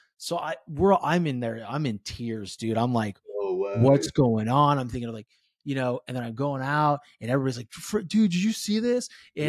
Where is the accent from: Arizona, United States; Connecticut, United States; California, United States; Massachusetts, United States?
California, United States; I'm originally from the Bay Area in California. So, you know, I mean, talk about fast paced living.